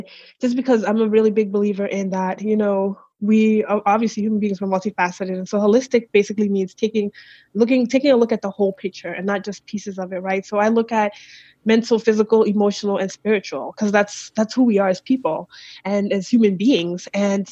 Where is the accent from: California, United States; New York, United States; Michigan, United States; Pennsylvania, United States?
New York, United States; New York City; moved away as an adult; now in Phoenix, United States; I'm from Brooklyn, New York. That's where I was raised